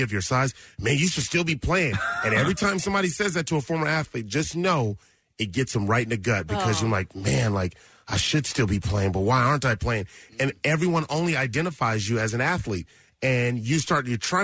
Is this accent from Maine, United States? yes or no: no; Los Angeles, California, United States; I grew up in South Central Los Angeles, and in the Crenshaw District